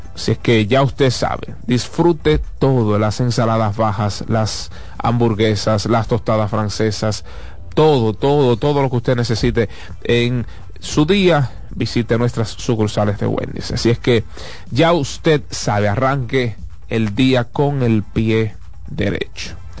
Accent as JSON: {"language": "Spanish", "country": "Dominican Republic", "said": "nosotros los dominicanos"}